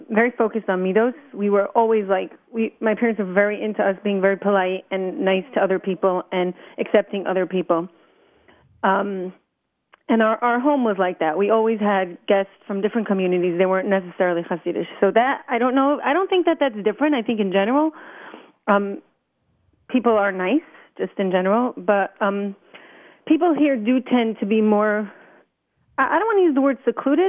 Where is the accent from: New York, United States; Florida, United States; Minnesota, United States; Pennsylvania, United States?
New York, United States; New York City; I was brought up in Brooklyn